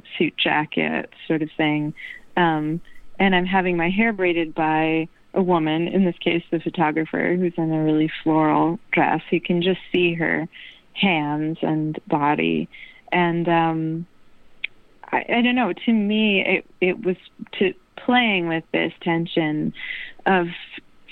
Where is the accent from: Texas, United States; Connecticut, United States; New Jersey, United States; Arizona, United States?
New Jersey, United States; now in New York, United States; I've been living in New York all my life, but I grew up in New Jersey